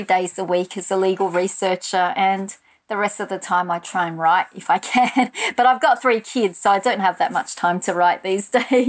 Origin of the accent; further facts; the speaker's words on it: Australia; So that was part and parcel of being an Australian writer, not even necessarily an immigrant writer or a writer of colour.